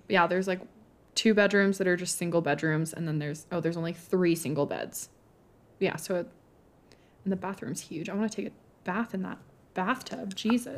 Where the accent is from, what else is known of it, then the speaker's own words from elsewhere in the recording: Montana, United States; we are both from Montana and currently reside in Montana